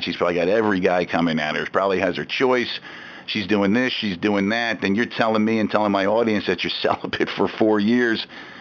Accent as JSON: {"language": "English", "area": "Jersey Shore", "region": "New Jersey", "country": "United States", "tie": "born or raised there", "lives_now": "Philadelphia, United States", "said": "I grew up in the Jersey Shore, but we, of course, got the Philly stations"}